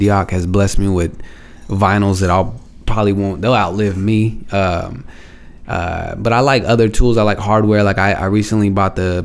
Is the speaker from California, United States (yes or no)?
yes; Stockton, California, United States; I'm just from Stockton. I lived everywhere in Stockton